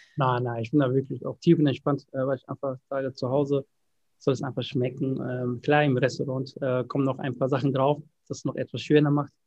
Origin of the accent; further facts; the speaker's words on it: Ghana; moved away; ich bin in Ghana geboren